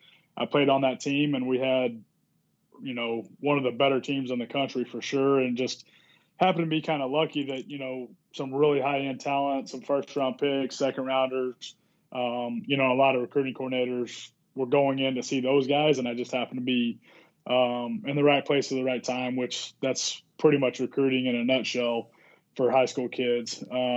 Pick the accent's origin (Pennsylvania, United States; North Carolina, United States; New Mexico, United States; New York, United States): New Mexico, United States; Carlsbad; I was from New Mexico, Carlsbad.